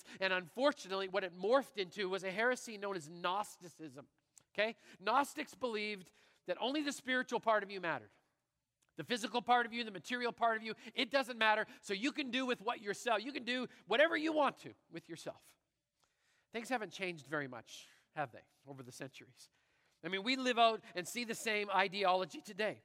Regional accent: Canada; I'm Canadian

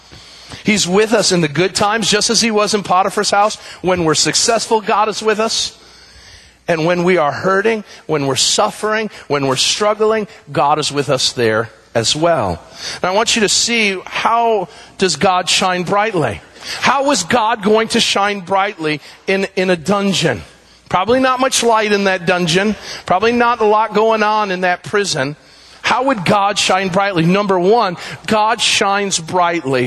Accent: United States; As American Christians

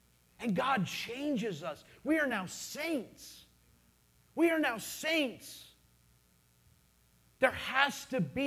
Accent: United States; I'm an American citizen.

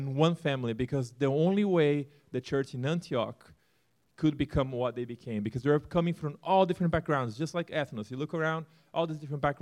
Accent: Brazil; moved away as an adult; also born or lived in Turkey; born and raised in Brazil

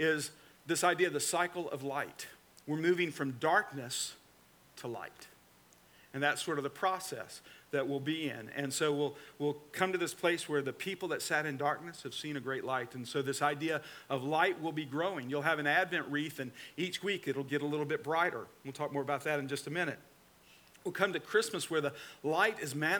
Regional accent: Atlanta, Georgia, United States; also born or lived in Newnan, Georgia; now in Florida, United States; I'm from the Atlanta, Georgia area, and I'm an Atlanta Braves fan

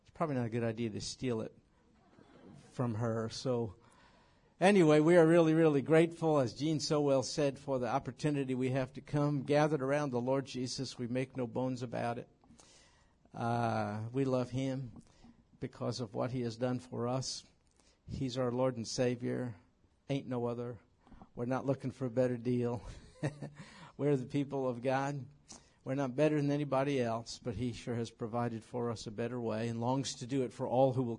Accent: New York, United States; moved away; New York. And it's my home state

